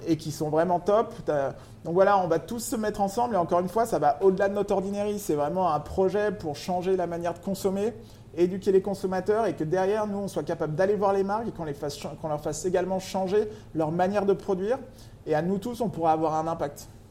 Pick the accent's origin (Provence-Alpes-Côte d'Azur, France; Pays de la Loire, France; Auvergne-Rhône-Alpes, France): Auvergne-Rhône-Alpes, France; Lyon; moved away as an adult; also born or lived in New York / Paris; je suis originaire de Lyon